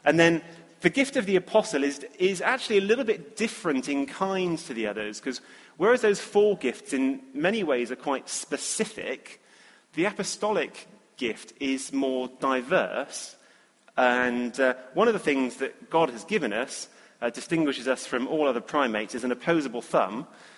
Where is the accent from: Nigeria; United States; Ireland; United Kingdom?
United Kingdom; England; for us as English people, it's like there's prophet with a capital P here.